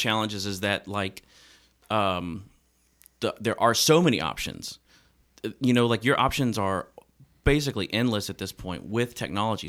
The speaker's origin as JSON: {"language": "English", "town": "Memphis", "region": "Tennessee", "country": "United States", "moved": "as an adult", "lives_now": "Nashville, United States", "said": "I'm originally from Memphis, uh, Tennessee, and have lived here in Nashville"}